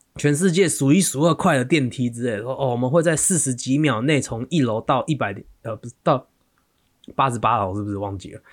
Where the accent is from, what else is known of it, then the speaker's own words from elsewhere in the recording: Taiwan; 我们台湾人